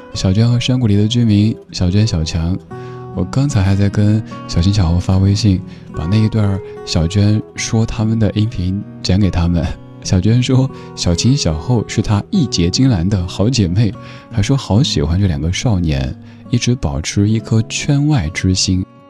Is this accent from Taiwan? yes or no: no; Sichuan, China; accent: Sichuanese; 我家乡话四川话